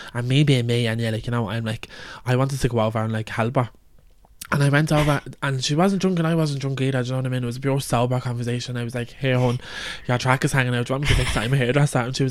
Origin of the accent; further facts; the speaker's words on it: Ireland; we're from Cadalcan